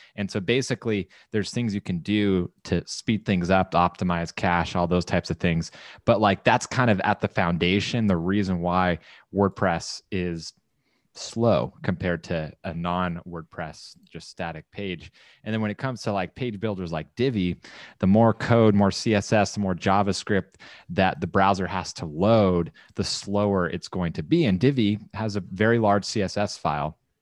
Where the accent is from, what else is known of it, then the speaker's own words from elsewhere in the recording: Southern California, United States; moved away as an adult; also born or lived in Texas / San Clemente, California; growing up in Southern California, like, great weather, took it for granted, then moved